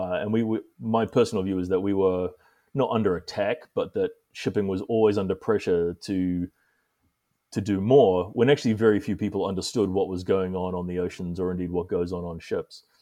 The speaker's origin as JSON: {"language": "English", "country": "New Zealand", "also_born_or_lived": "Singapore / Greece", "moved": "yes", "lives_now": "United States", "said": "Um, I'm originally from New Zealand, um, although I've lived uh, for a large part of my life in Singapore uh, and more recently Greece, and now I'm in the United States."}